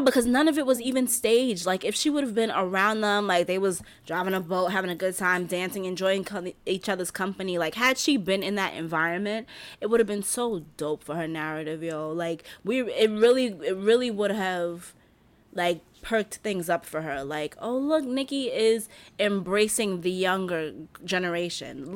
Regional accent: New York, United States; I'm a New Yorker

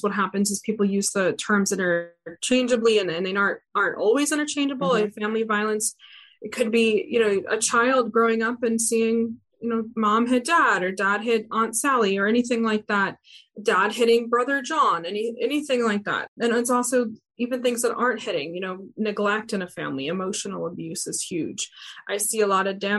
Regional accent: Maine, United States; now in Louisiana, United States; I'm not from here. I'm from Maine.

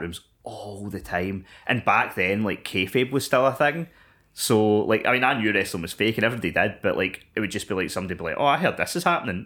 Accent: Scotland, United Kingdom; I am ten years old and I am from Scotland

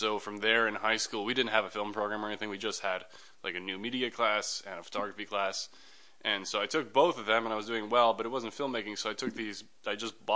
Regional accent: Toronto, Ontario, Canada; also born or lived in Germany; now in Los Angeles, United States; I grew up in Toronto in Canada

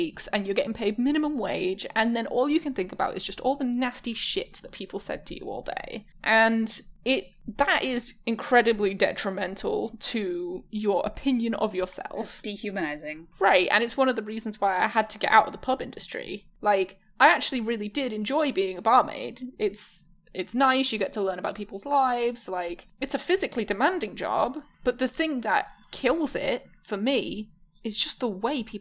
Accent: Michigan, United States; I'm from Michigan.

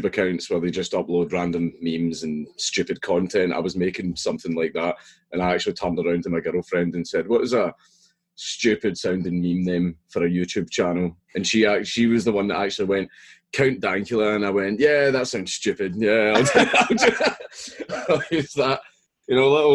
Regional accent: Coatbridge, Scotland, United Kingdom; I grew up in Coatbridge in Lanarkshire. That's where I grew up.

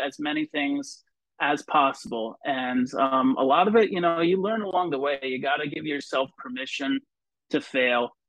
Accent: Vermont, United States; moved away; also born or lived in New Jersey; I grew up in a kind of a small town in Vermont

